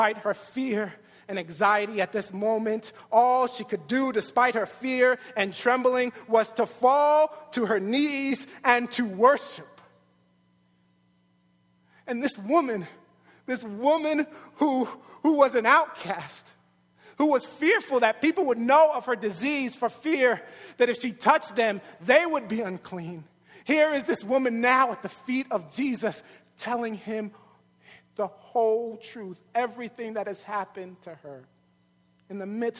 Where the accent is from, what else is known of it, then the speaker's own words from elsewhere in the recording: New York City, New York, United States; I'm from New York